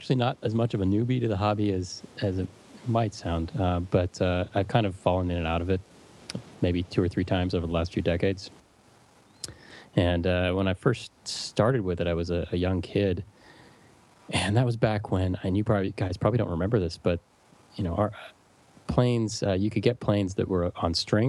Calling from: California, United States; of all, hi from sunny California.

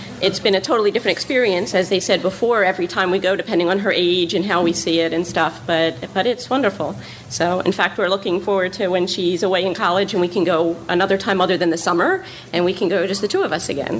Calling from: Cherry Hill, New Jersey, United States; from Cherry Hill, and I'm short.

